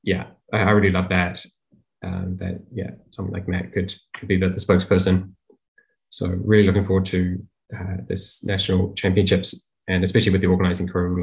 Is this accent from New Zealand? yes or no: yes; New Zealand; as a New Zealander